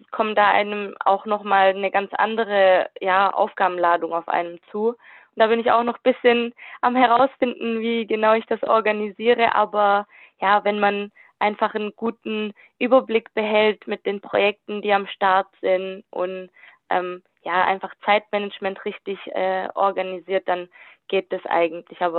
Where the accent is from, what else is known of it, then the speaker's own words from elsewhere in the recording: Kornwestheim, Baden-Württemberg, Germany; Ich komme aus Convestheim, bin duale Studentin und studiere Wirtschaftsinformatik im vierten Semester.